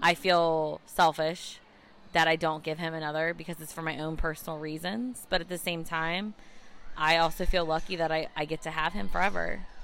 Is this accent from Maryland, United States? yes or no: yes; Maryland, United States; I'm from Maryland.